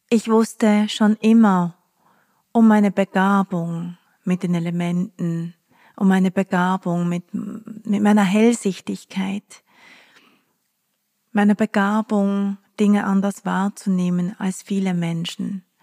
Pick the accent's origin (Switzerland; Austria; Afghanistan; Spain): Switzerland; Basel area; Ich habe ja ganz nahe der französischen Grenze gewohnt als Kind in der Schweiz, in der Nähe von Basel.